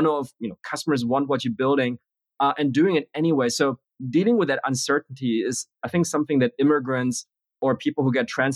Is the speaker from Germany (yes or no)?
yes; Germany; also born or lived in Beijing, China / Berlin / Munich / United States; moved to Germany when I was six, spent most of my time in a mix of Berlin and Munich